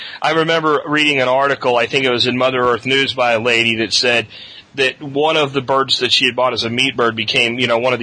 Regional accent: Pennsylvania, United States; moved away; I was from the Pennsylvania area in those times

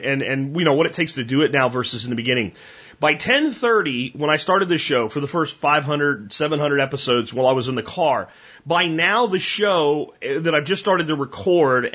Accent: United States; I'm an American. This is where I live.

